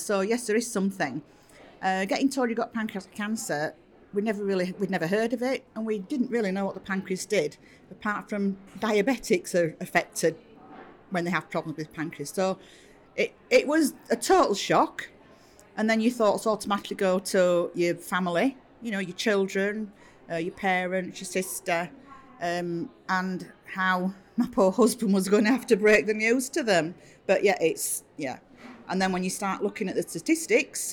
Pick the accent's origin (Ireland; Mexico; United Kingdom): United Kingdom; Wakefield, Yorkshire and the Humber; I come from Wakefield in West Yorkshire.